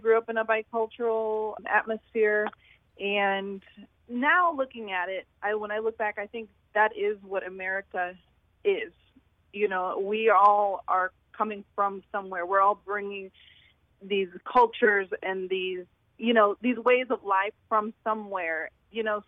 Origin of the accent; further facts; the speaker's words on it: St. Louis, Missouri, United States; I grew up here in Saint Louis.